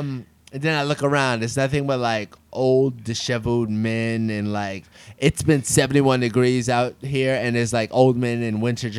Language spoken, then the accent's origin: English; New York City, New York, United States; when I grew up in New York City